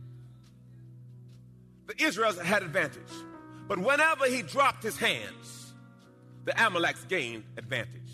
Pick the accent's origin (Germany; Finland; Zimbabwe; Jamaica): Jamaica; When I was a little boy, I was born in Jamaica. And we were in a rough part of the town